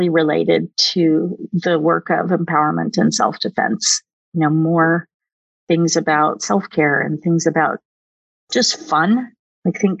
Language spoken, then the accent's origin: English; Oklahoma, United States; moved away; also born or lived in Silicon Valley; I grew up in Oklahoma